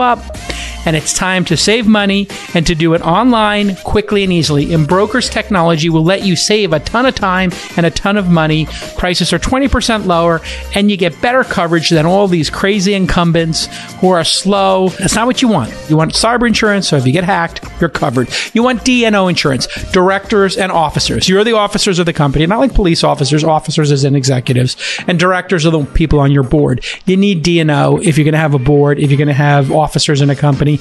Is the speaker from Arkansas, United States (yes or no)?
no; New York, United States; you're in New York, my hometown